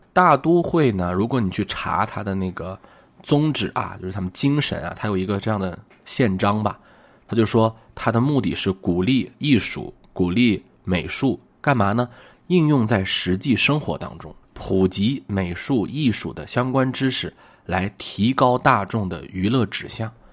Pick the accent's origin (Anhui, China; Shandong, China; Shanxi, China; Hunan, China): Shanxi, China; 我是一个山西人啊